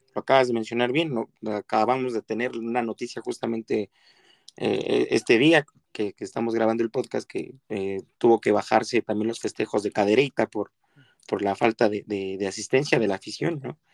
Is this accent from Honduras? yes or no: no; Mexico; nosotros como mexicanos